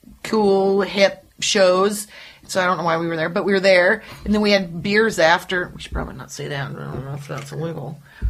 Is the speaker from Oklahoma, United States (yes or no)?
no; Nebraska, United States; moved away as an adult; now in Los Angeles, United States; We're both from Nebraska.